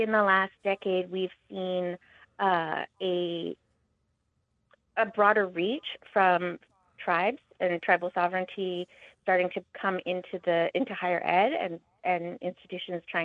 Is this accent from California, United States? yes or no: no; Montana, United States; I grew up in Montana, and I attended Montana State